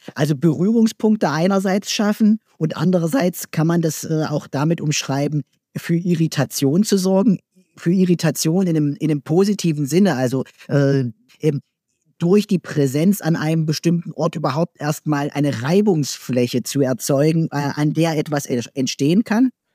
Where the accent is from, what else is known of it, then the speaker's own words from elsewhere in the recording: Germany; in meinem Heimatland, äh, in der Bundesrepublik Deutschland